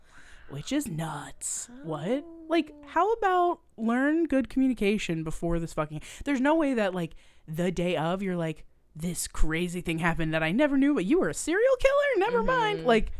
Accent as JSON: {"language": "English", "country": "Canada", "said": "I'm so Canadian."}